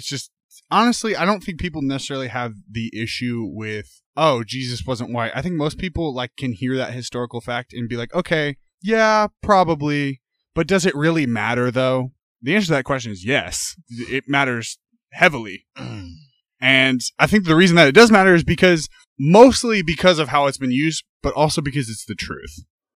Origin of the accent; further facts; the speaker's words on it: Indianapolis, Indiana, United States; now in Houston, United States; I'm from Naptown.